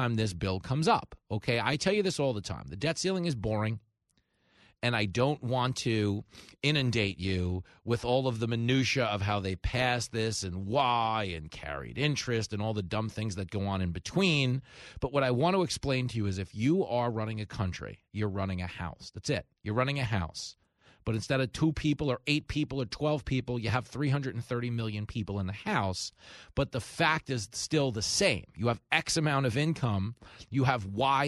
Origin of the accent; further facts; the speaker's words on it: Levittown, New York, United States; I grew up in Levittown, and everybody in that town, it was America's first suburb.